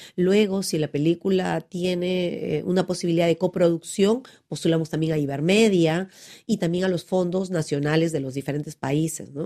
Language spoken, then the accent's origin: Spanish; Pucallpa, Ucayali, Peru; en Pucallpa, donde yo nací